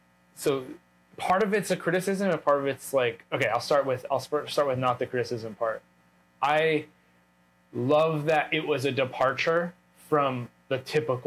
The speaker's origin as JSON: {"language": "English", "country": "United States", "moved": "as an adult", "said": "an American who's like moved away from America"}